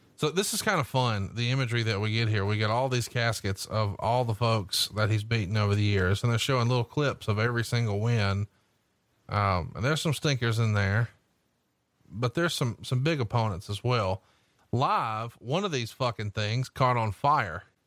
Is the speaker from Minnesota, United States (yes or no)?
no; Alabama, United States; I'm from Alabama